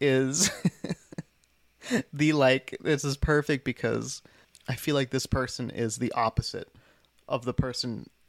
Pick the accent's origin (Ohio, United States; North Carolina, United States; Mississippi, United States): Ohio, United States; I'm from Ohio.